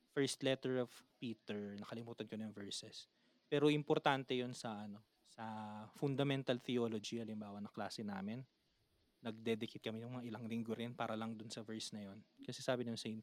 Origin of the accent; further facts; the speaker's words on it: Manila, Metro Manila, Philippines; taga Manila kami